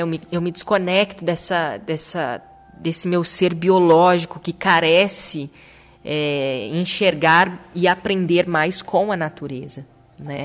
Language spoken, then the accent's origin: Portuguese; Maringá, Paraná, Brazil; moved away as an adult; also born or lived in Chester, England / Italy; voltamos para nossa terra natal, que é Maringá, no interior do Paraná, uma cidade maravilhosa, a cidade onde eu nasci